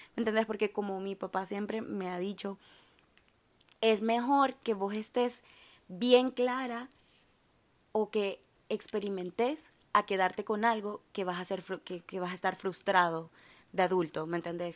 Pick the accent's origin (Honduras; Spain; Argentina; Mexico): Honduras; also born or lived in Miami; now in Boca Raton, United States; soy de Honduras